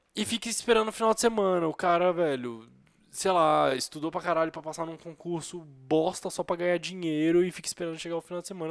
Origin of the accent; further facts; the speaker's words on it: Brazil; A gente é brasileiro, convive com brasileiros